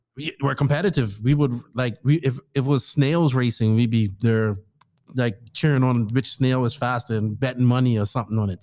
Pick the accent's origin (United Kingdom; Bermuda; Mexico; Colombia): Bermuda; now in Dominican Republic; my home country of Bermuda, just a small island in the Atlantic